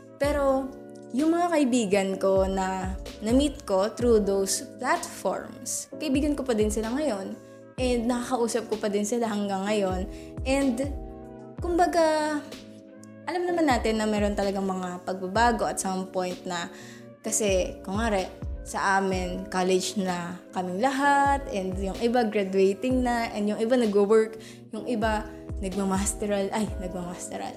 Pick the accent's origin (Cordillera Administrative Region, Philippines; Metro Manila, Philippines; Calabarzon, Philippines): Calabarzon, Philippines; Lahat kami taga Cavite.